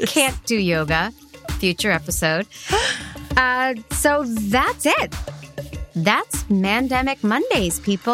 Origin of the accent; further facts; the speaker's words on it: Boston, Massachusetts, United States; I'm from Boston